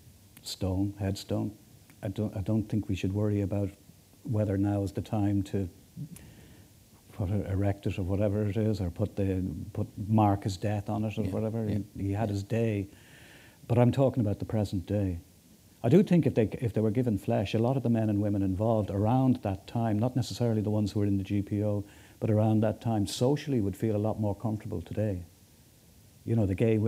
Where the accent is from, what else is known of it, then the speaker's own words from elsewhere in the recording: Dublin, Leinster, Ireland; I come from Kilbarrick in north, on the north side.